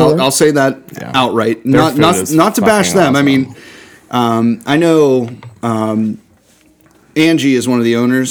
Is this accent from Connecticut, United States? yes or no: no; Hampton Township, Pennsylvania, United States; we grew up in Hampton